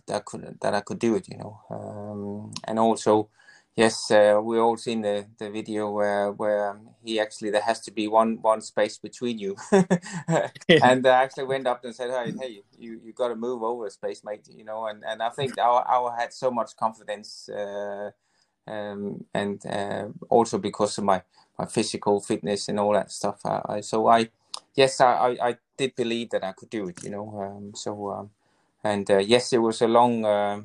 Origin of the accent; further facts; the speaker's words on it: Denmark; moved away as an adult; totally different to what I was used to from Denmark